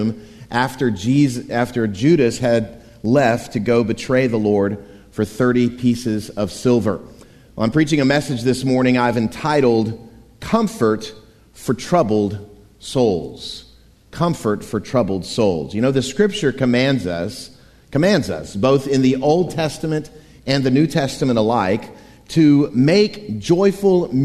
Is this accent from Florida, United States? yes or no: yes; Wimauma, Florida, United States; My hometown of Waimama, Florida, yes, that's a real place